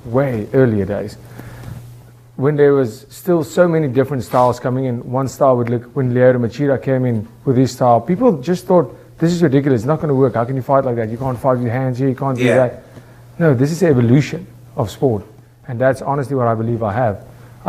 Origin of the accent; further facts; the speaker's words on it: South Africa; I'm from South Africa